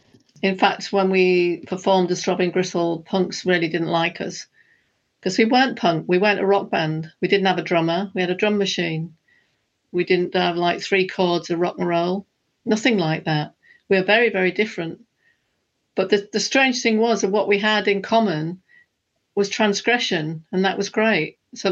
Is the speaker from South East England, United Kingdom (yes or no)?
no; Hull, Yorkshire and the Humber, United Kingdom; And I was from a working-class background. I was from Hull, where the fishermen's wives were fighting for survival.